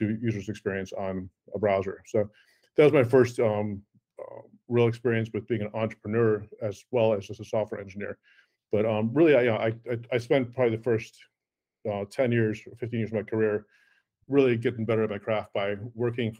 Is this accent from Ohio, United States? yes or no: yes; Cleveland, Ohio, United States; first language Afrikaans; English is a second language; also born or lived in South Africa / New York; I was born in South Africa originally. I moved to Cleveland, Ohio, actually, of all places, in 1976 as a seven-year-old and learned English there. So Afrikaans was actually my original language. But then I grew up in Cleveland